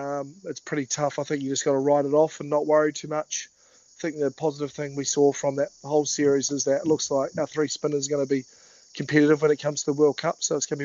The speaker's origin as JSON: {"language": "English", "town": "Timaru", "region": "Canterbury", "country": "New Zealand", "tie": "born or raised there", "said": "that aspect of being growing up in the South Island, you didn't see too much sort of bugs or critters and stuff"}